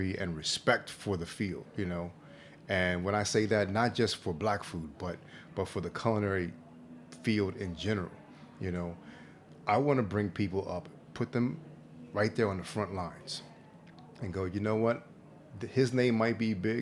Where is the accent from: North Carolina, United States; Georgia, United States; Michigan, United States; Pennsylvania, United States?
Pennsylvania, United States; Philadelphia; moved away as an adult; also born or lived in New York City; we're both from Philly